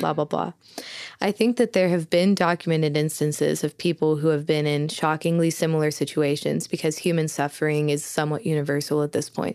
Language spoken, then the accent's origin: English; Southeastern Oklahoma, United States; I was born and raised in Southeastern Oklahoma